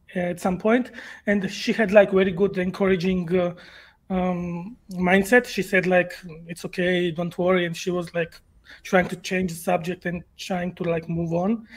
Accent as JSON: {"language": "English", "country": "Georgia", "second_language": "English", "said": "I'm from Eastern Europe. Uh, if you know the Georgia"}